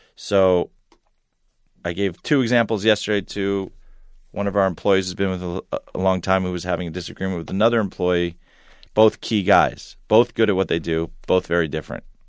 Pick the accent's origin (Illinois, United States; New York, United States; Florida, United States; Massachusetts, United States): New York, United States; Long Island; also born or lived in Ithaca, New York; I was a Long Island kid, grew up there